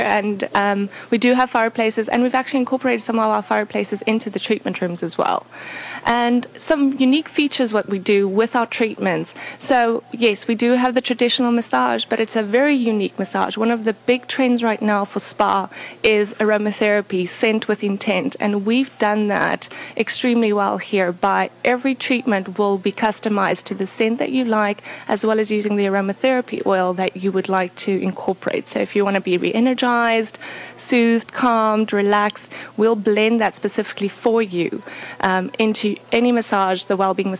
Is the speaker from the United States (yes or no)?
no; South Africa; moved away; I'm originally from South Africa.